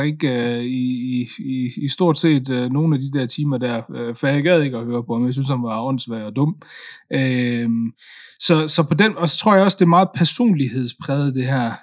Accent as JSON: {"language": "Danish", "country": "Denmark", "tie": "born or raised there", "said": "Jeg kom jo hertil som, som tre-fireårig, øh, og har jo både gået i børnehave her i Danmark og, og er vokset op, øh, i, øh, i, i det system"}